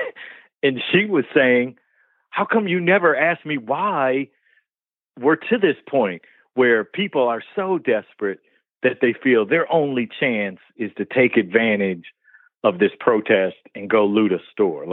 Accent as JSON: {"language": "English", "town": "Detroit", "region": "Michigan", "country": "United States", "tie": "born or raised there", "said": "growing up in Detroit, Black kid"}